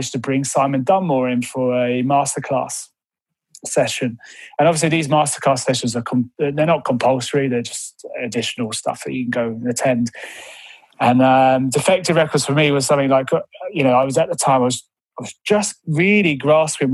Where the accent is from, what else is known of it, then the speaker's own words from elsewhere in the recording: Brighton, South East England, United Kingdom; moved away as an adult; also born or lived in London; now in Mid Wales, United Kingdom; I'm originally from Brighton, and I moved up to London to work in the industry